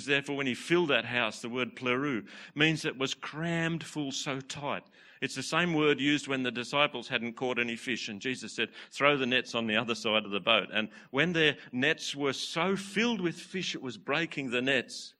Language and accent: English; Newcastle, New South Wales, Australia; Hunter Valley, Newcastle.